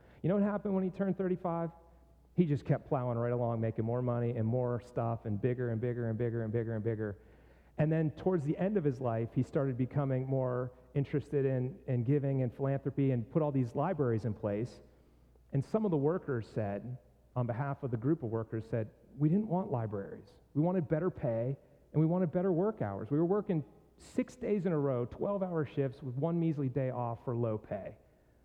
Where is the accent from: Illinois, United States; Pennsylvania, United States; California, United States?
Pennsylvania, United States; Pittsburgh; moved away; my hometown